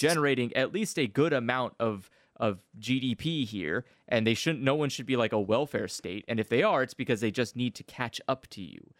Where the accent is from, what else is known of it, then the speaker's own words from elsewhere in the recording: United States; as an American